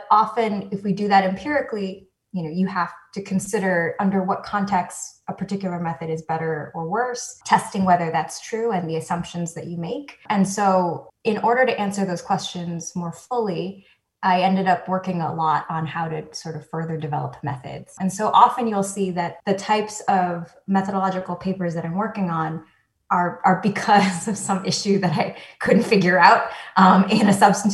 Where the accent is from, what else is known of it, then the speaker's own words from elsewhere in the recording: New York City, New York, United States; also born or lived in Taiwan; I grew up on the Upper West Side of New York, and I would say that that's sort of where I spent most of my life, of my childhood